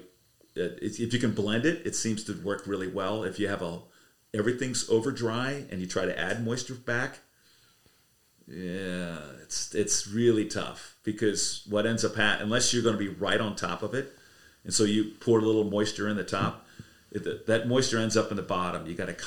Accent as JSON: {"language": "English", "region": "Ohio", "country": "United States", "tie": "born or raised there", "moved": "yes", "lives_now": "South Royalton, Vermont, United States", "said": "I grew up out in Ohio"}